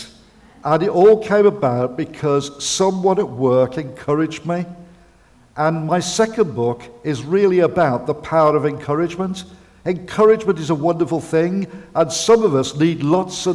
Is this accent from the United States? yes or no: no; Birmingham, West Midlands, United Kingdom; me growing up in Birmingham with my dad and going to football